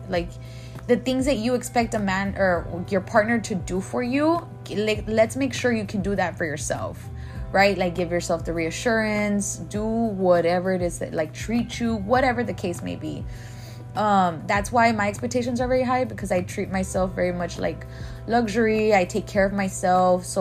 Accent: Laredo, Texas, United States; I'm from Laredo

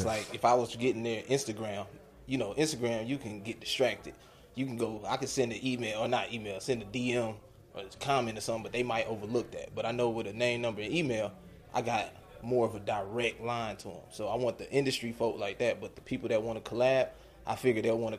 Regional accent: Atlanta, Georgia, United States; moved away as an adult; also born or lived in Detroit, Michigan / Miami, Florida; now in Orlando, United States; I was born in Detroit, raised in Atlanta.

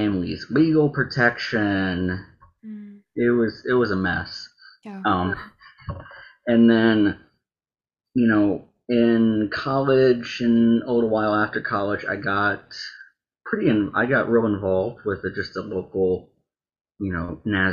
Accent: right outside of Nashville, Tennessee, United States; I grew up right outside of Nashville

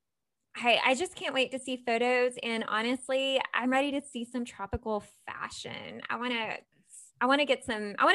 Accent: Georgia, United States; I'm from Georgia.

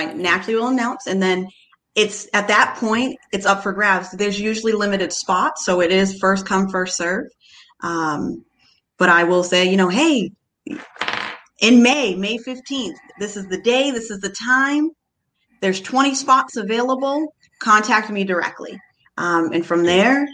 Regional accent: Cape Cod, Massachusetts, United States; moved away as an adult; I'm from the Cape, born and raised on the Cape, but I live off Cape

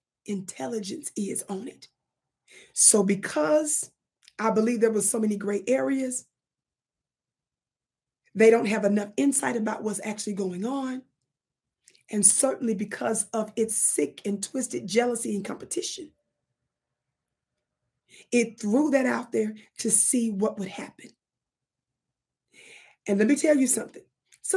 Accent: Mississippi, United States; accent: Mississippi; hopefully I pronounced that right with my Mississippi accent

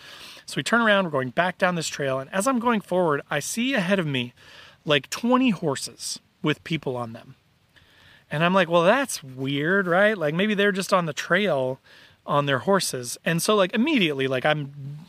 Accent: Indiana, United States; I'm from Indiana, I'm Midwestern

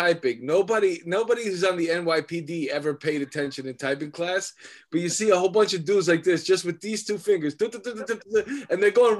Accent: New York City, New York, United States; I grew up my whole life in that apartment.

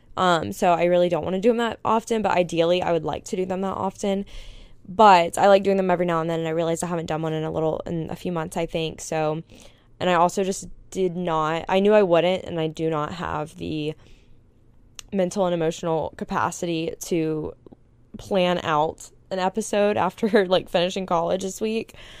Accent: Panama City Beach, Florida, United States; moved away as an adult; also born or lived in Tuscaloosa / Houston; growing up in Panama City Beach, which is just, like, a tourist town

